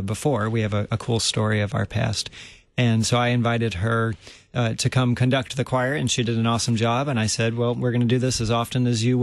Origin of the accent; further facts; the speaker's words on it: the South, United States; now in St. Louis, United States; I'm from the South